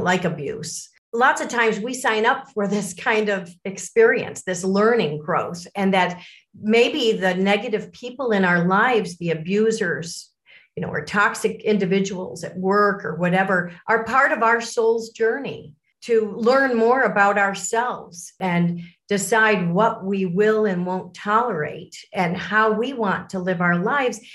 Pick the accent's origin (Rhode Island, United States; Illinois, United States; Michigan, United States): Illinois, United States; Lake Forest; also born or lived in Miami, Florida; i was born in Miami, Florida, and it wasn't too long after that our family moved to Lake Forest, Illinois, so a North Shore suburb of Chicago. And that's where I grew up.